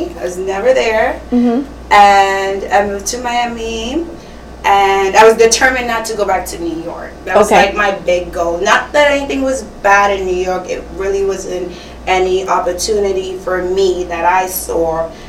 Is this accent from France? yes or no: no; Trinidad & Tobago; Yes. So Trinidad and Tobago.